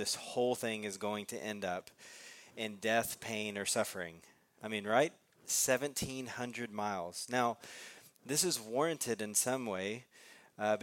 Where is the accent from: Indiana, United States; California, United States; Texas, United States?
Texas, United States; we're from Texas